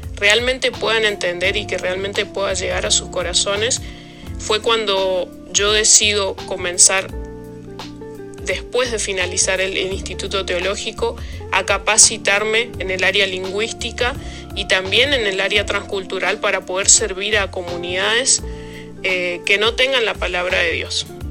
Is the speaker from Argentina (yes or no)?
yes; Argentina; moved away as an adult; now in Papua New Guinea; somos cuatro argentinos los que estamos acá